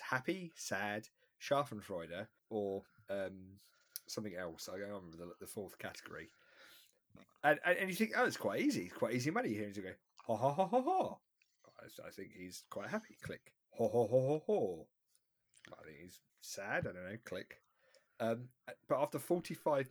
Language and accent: English; Croydon, London, United Kingdom; I'm from Croydon.